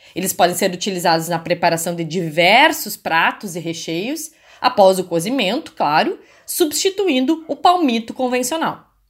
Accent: Gaúcho, Rio Grande do Sul, Brazil; da nossa lida, da nossa vida e cultura como gaúchos e gaúchas

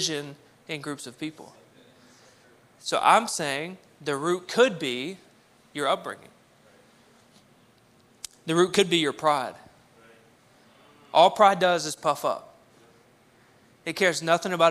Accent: Cabot, Arkansas, United States; I grew up in Cabot, Arkansas, where there was less than 1% people of color

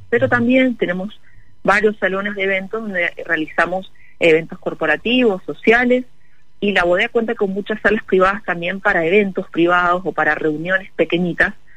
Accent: Mendoza, Argentina; nos representa como mendocinos, como argentinos

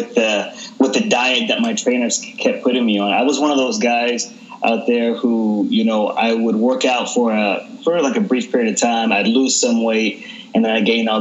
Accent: Texas, United States; I grew up in Texas.

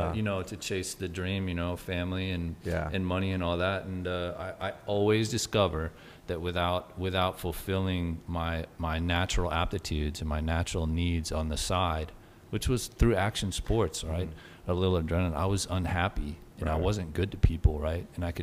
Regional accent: Houston, Texas, United States; born there; I was born in Houston. I rode for 20 years

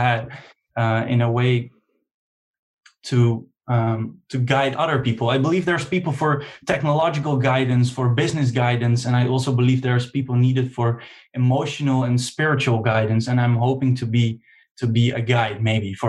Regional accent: Netherlands; I'm from Holland and I'm 23 years old

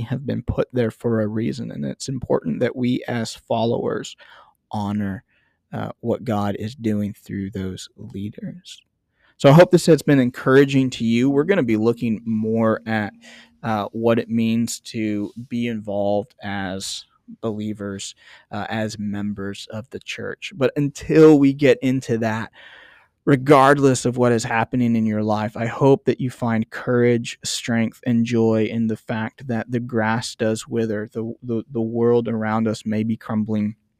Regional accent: United States; I'm an American

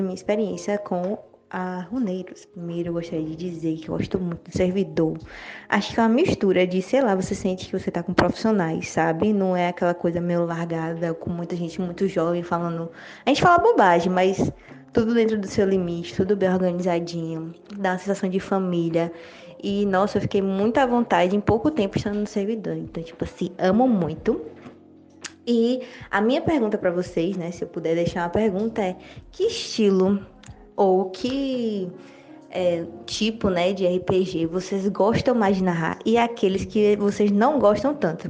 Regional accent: Ceará, Brazil; now in Salvador, Brazil; Eu sou do Ceará, mas moro em Salvador, Bahia, então nordestina aqui.

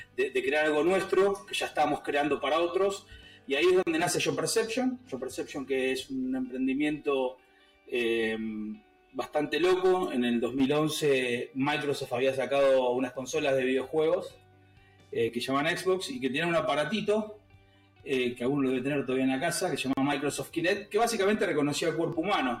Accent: San Martín, Buenos Aires Province, Argentina; me crié en un barrio, me crié en San Martín

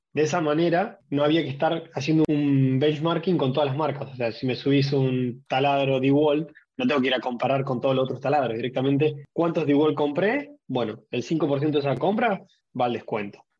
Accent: Rosario, Santa Fe, Argentina; now in Neuquén, Argentina; soy de acá de Argentina, Nací en Rosario, viviendo en Neuquén.

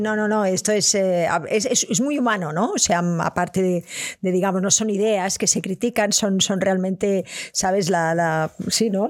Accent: Barcelona, Catalonia, Spain; Yo soy de Barcelona

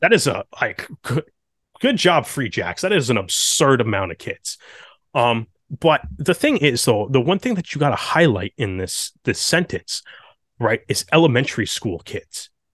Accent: Canada; a Canadian kid

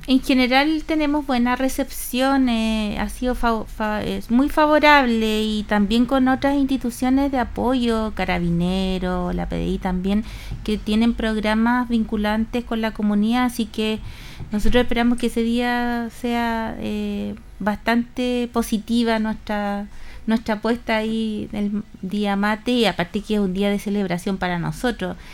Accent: Chile; patrones conductuales y culturales también que tenemos como cultura chilena

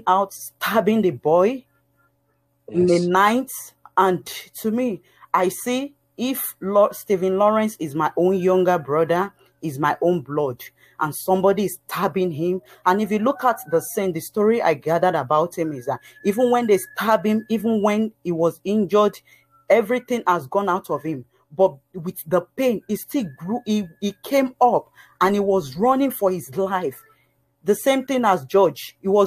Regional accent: Nigeria; now in Halifax, United Kingdom; originally I'm from Nigeria. I moved to Halifax

